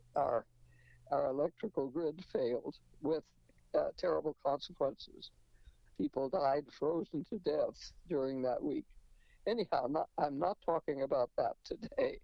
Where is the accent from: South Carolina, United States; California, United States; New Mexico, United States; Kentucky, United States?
New Mexico, United States; moved away; also born or lived in Rochester, New York; I was born in New Mexico